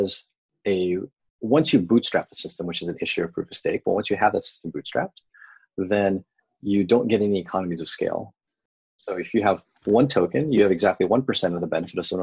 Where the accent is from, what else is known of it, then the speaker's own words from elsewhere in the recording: Bay Area, California, United States; now in San Diego, United States; I grew up in the Bay Area, and I love living here in San Diego